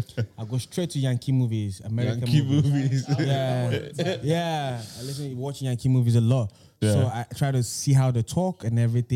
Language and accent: English; Nigeria; I'm an Igbo man. An Igbo boy.